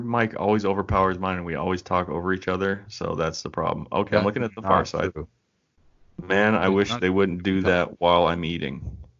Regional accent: Puget Sound, Washington, United States; I grew up on the Puget Sound

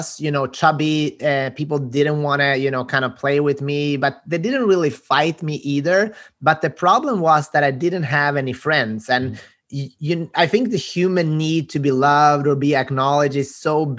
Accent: Sweden; My parents are Macedonian, but I was born and raised in Sweden

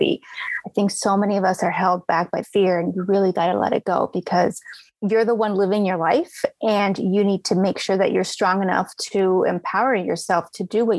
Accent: Arizona, United States; I grew up in Arizona

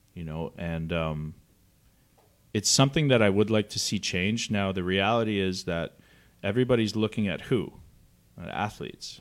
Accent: Canada; moved away as an adult; now in United States; I'm from Canada

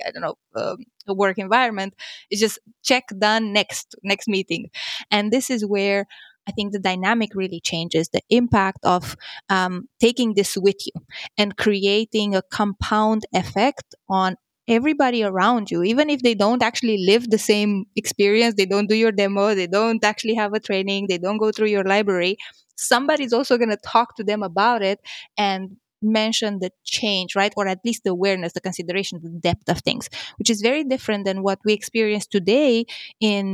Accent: Romania; I'm from Romania

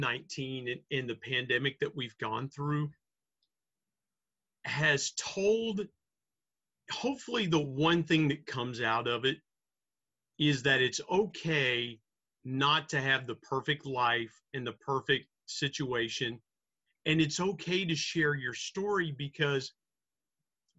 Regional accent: Southern Ohio and West Virginia, United States; growing up in Southern Ohio and West Virginia

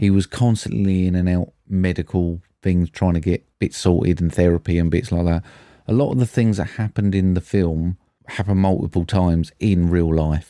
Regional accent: United Kingdom; we're British

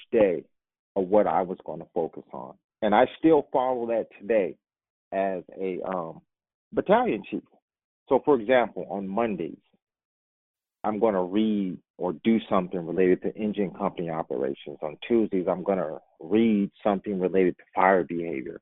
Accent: Indianapolis, Indiana, United States; my hometown, Indianapolis

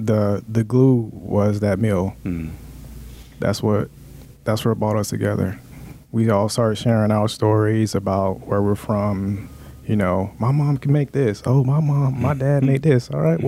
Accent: Florida, United States; He was from Louisiana, I was from Florida, down south people.

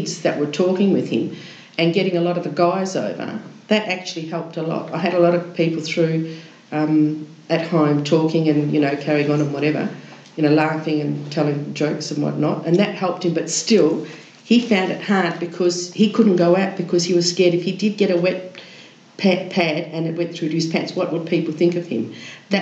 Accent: Kalgoorlie, Western Australia, Australia; moved away; I come from Kalgoorlie originally

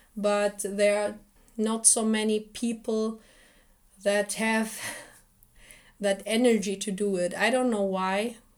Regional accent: Iraq; moved away; Because when I was younger, I couldn't speak German. We came here as refugees. And they asked me, where are you from? And I told them, from Iraq.

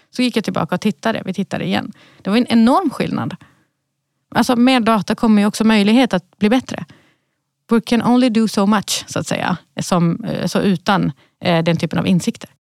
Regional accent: Malmö, Skåne, Sweden; moved away; jag är uppvuxen i Rosengård

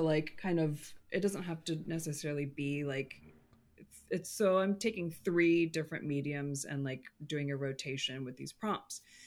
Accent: California, United States; I'm a Californian

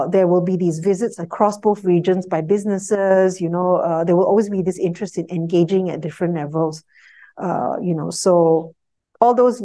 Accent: Singapore; as a Singaporean

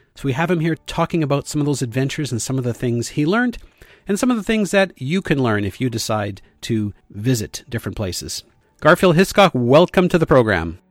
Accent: Canada; I was from Canada

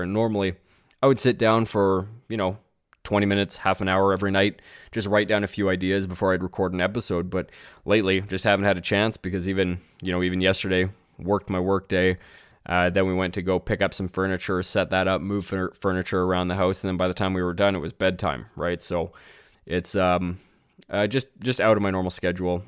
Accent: Canada; as a Canadian

